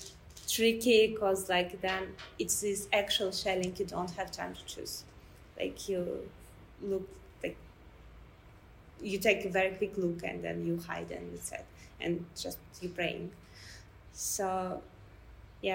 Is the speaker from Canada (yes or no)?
no; Russia; I'm a journalist from Russia